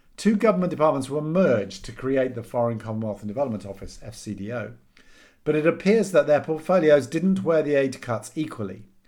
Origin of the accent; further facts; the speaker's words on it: United Kingdom; back to being British and depressed